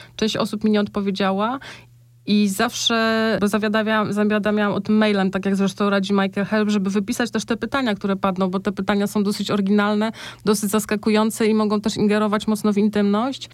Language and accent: Polish; north-east Poland, Poland; moved away; ja pochodzę z, właśnie z miejscowości na północny wschód Polski, tam gdzie jeszcze te zwyczaje się, się uchowały